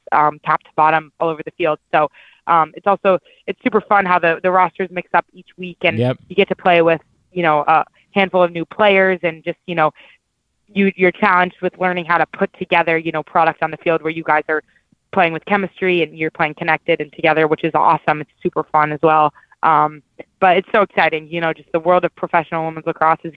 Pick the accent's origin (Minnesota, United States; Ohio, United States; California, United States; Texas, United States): Texas, United States; Dallas; moved away; I grew up in Dallas